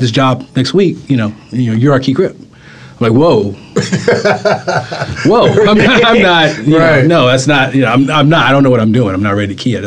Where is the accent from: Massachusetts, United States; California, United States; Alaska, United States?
California, United States; Los Angeles; I'm born and raised in L.A.